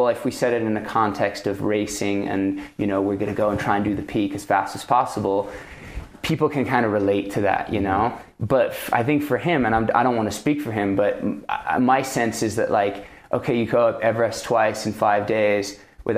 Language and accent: English; France; also born or lived in Pacific Northwest; now in United States; when I first came to the U.S., I grew up in France